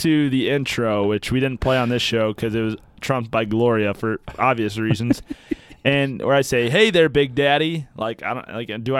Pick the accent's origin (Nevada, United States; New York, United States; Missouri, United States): Missouri, United States; St. Louis; I'm from St. Louis, and we play ball.